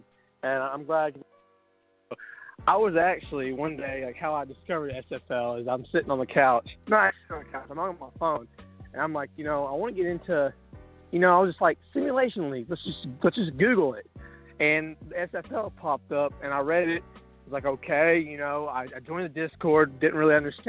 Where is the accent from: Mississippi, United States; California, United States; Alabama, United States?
Alabama, United States; I'm from Alabama.